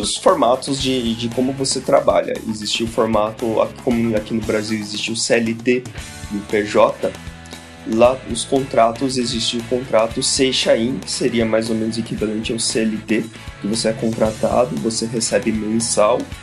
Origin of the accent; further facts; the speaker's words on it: Japan; Portuguese is a second language; moved away as an adult; also born or lived in Brazil; now in São Paulo, Brazil; eu fui pequeno para lá e eu cresci lá, seria mais normal para mim falar que para mim foi normal minha infância, minha adolescência lá no Japão